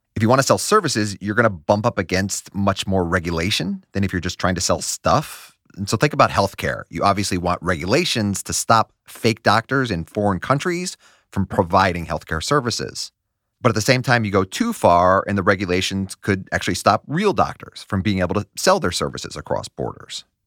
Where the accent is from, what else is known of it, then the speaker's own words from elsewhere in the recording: United States; As an American